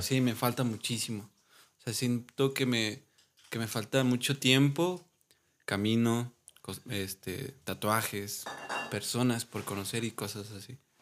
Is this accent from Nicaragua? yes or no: no; Puebla, Mexico; now in Dolores Hidalgo, Mexico; soy originario de Puebla